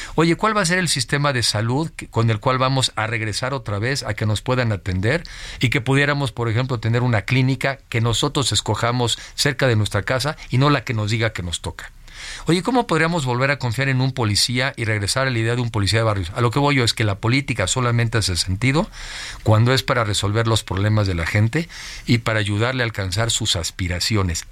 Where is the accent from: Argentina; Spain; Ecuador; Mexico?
Mexico; soy mexicano